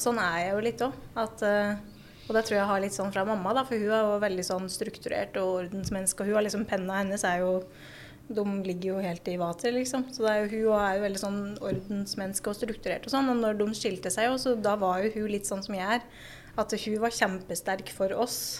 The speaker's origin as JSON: {"language": "Norwegian", "town": "Raufoss", "region": "Innlandet", "country": "Norway", "tie": "born or raised there", "also_born_or_lived": "Gjøvik", "said": "før det så er jeg jo fra Raufoss, da. Ble jo født på Gjøvik sjukehus, jeg òg. Bodd på Raufoss med mamma og pappa"}